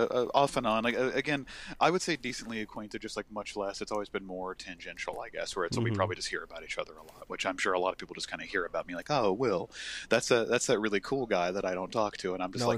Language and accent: English; United States; I'm from America.